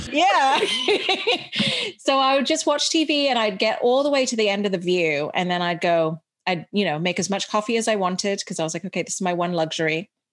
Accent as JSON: {"language": "English", "region": "Dubai", "country": "United Arab Emirates", "tie": "born or raised there", "also_born_or_lived": "India / Chicago / California", "moved": "as an adult", "lives_now": "United States", "said": "So I grew up in Dubai, went to an English school, which is why I have this accent, but I am Indian 100%"}